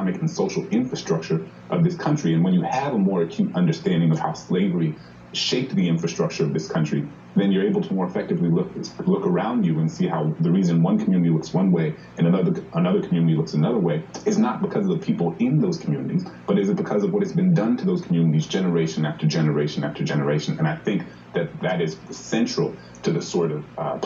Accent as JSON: {"language": "English", "town": "New Orleans", "region": "Louisiana", "country": "United States", "tie": "born or raised there", "said": "my hometown in New Orleans"}